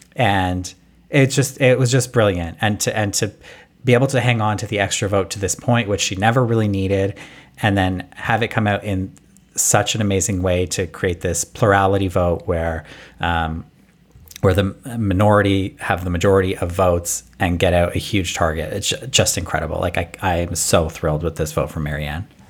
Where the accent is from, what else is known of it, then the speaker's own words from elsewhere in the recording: Canada; us Canadians